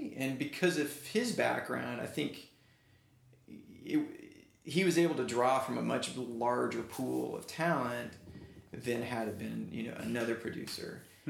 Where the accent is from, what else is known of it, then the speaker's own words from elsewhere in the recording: Branson, Missouri, United States; moved away as an adult; also born or lived in Texas / Dallas; I'm a drummer. I'm a professional drummer. I grew up in Branson, Missouri, of all places, and went to college at the University of North Texas. And after graduating, moved to Dallas